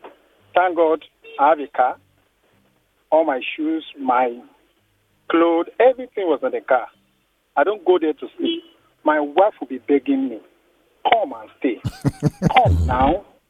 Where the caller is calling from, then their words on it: Ikoyi, Lagos, Nigeria; Yes, I'm calling from Ikoyi.